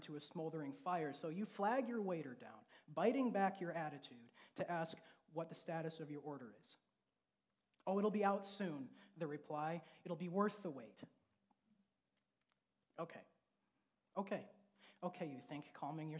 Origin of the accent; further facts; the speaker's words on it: Grand Rapids, Michigan, United States; I was raised in Grand Rapids